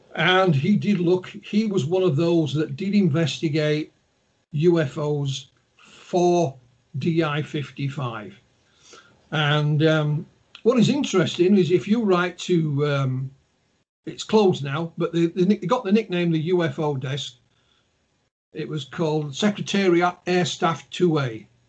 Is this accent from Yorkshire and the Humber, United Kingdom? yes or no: yes; Yorkshire and the Humber, United Kingdom; accent: Yorkshire; my, my accent, my Yorkshire accent